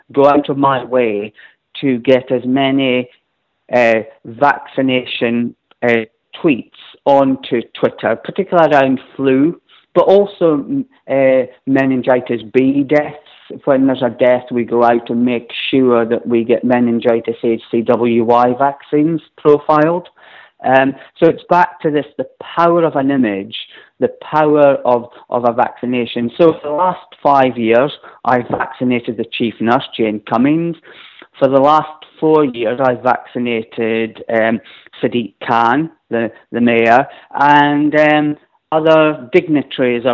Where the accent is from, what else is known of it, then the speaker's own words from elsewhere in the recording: Scotland, United Kingdom; now in London, United Kingdom; I come from Scotland where everyone is invariably fully vaccinated